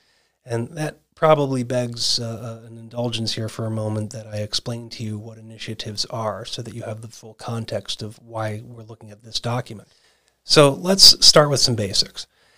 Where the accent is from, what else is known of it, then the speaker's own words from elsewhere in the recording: Arizona, United States; And in these lucky 24 states, of which my home state of Arizona is one